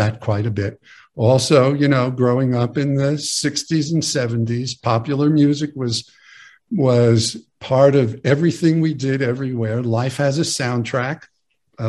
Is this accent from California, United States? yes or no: no; New York City, New York, United States; I grew up in a log cabin in the Bronx, New York